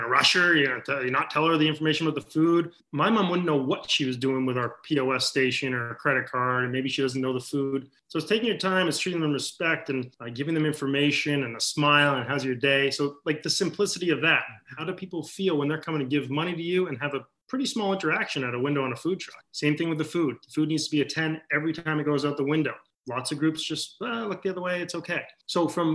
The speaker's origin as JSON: {"language": "English", "region": "Maine", "country": "United States", "tie": "born or raised there", "moved": "yes", "said": "when we were growing up in Maine"}